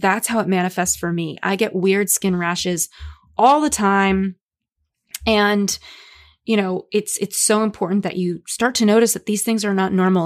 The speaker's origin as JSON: {"language": "English", "town": "Los Angeles", "region": "California", "country": "United States", "tie": "born or raised there", "said": "growing up in Los Angeles"}